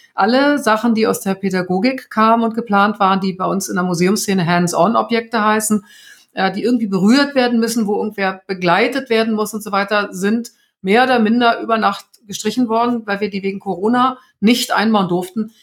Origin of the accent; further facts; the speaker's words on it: Germany; Bei uns in Deutschland